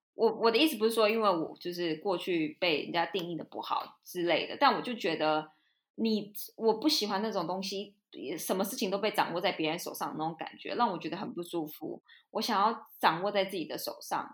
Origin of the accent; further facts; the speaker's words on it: Taiwan; moved away as an adult; also born or lived in Europe; 我因为在台湾生，出生长大，我不是说就是很小就来出国之类的那种